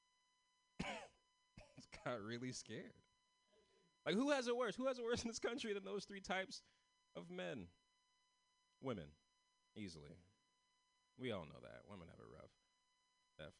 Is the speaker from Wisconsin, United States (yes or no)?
no; San Francisco, California, United States; I'm from San Francisco. I'm one of the only ones from San Francisco in this festival tonight